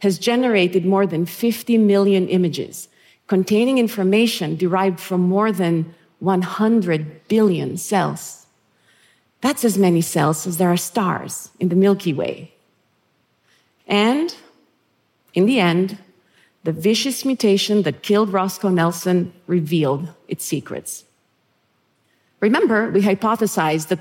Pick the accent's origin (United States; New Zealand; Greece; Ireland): Greece; Thessaloniki, Central Macedonia; moved away; where I was born and raised in Thessaloniki, Greece.